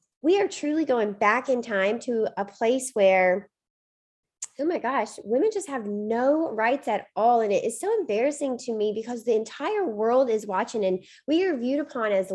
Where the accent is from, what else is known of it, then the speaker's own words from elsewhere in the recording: Mississippi, United States; moved away as an adult; now in Boston, United States; I grew up in Mississippi and spent my first 24 years of life down there. So I may be in Boston now